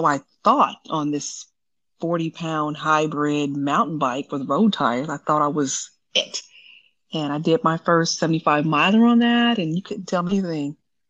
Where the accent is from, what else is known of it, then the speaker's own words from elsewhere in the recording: Las Vegas, Nevada, United States; now in New York, United States; I'm born and raised in Vegas